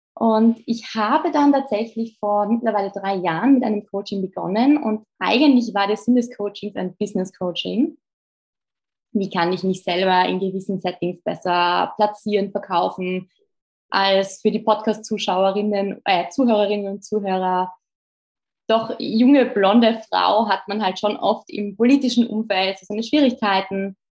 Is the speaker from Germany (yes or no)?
no; Innsbruck, Tyrol, Austria; moved away as an adult; also born or lived in Vienna, Austria; now in Brussels, Belgium; ich bin eigentlich aus Österreich, war die einzige Österreicherin